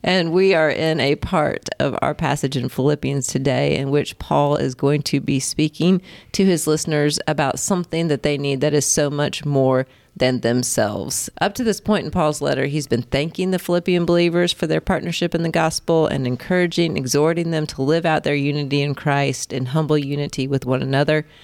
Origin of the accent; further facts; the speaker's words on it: Indiana, United States; moved away as an adult; also born or lived in Colorado; I grew up in Indiana